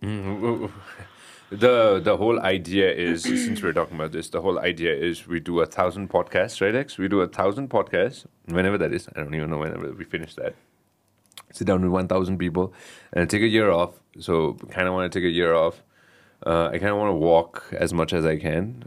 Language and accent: English; Kathmandu, Bagmati, Nepal; I'm a Kathmandu boy.